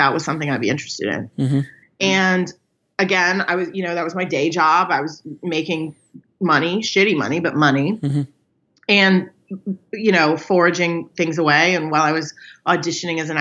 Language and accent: English; Northern Virginia, United States; born or raised there; moved away as an adult; also born or lived in New York; now in Los Angeles, United States